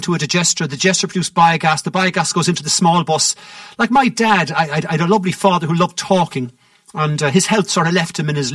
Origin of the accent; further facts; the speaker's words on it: West Cork, Munster, Ireland; I'm from West Cork